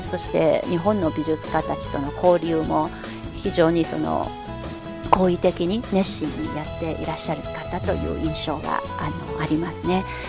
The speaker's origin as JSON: {"language": "Japanese", "region": "Anhui", "country": "China", "tie": "born or raised there", "moved": "yes", "lives_now": "Beijing, China", "said": "私のふるさとの安徽省では立秋すぎればあんまりスイカ食べなくなる"}